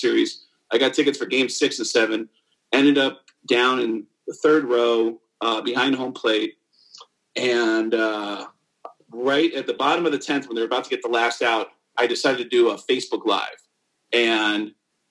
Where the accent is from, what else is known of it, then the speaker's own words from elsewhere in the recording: New York, United States; moved away as an adult; also born or lived in Seattle; Growing up in New York as a Yankee fan